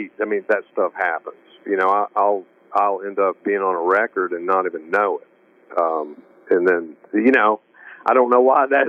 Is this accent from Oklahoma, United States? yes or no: no; Nashville, Tennessee, United States; also born or lived in Franklin, Tennessee; I was born and raised in Nashville proper.